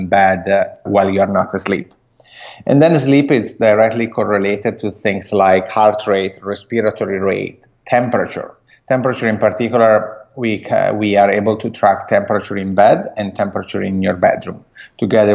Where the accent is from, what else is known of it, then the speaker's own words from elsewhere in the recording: Italy; accent: Italian; English is a second language; moved away as an adult; now in United States; I'm Italian, as you might guess from my accent. And I moved here in the U.S. 6 years ago.